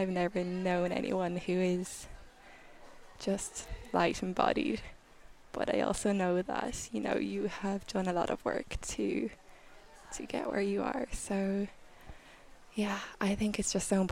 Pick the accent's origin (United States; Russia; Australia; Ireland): Ireland; I'm from Ireland